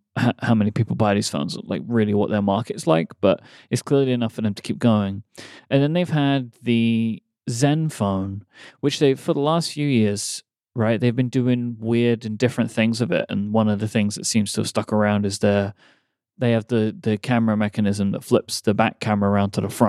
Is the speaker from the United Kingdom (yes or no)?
yes; London, United Kingdom; moved away; where I grew up in London